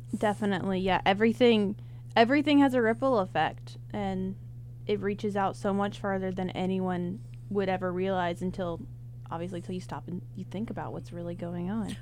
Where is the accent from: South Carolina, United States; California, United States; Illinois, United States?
South Carolina, United States; Rock Hill; I'm from Rock Hill